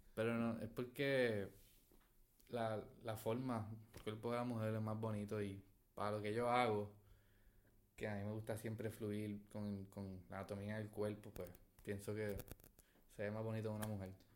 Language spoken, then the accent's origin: Spanish; Puerto Rico; also born or lived in Caracas, Venezuela; nací en Venezuela, me crié en Puerto Rico